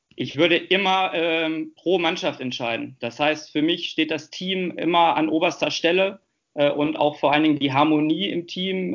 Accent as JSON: {"language": "German", "town": "Hanover", "region": "Lower Saxony", "country": "Germany", "tie": "born or raised there", "said": "Hannover ist meine Heimatstadt. Äh, hier lebe ich auch mit meiner Familie zusammen"}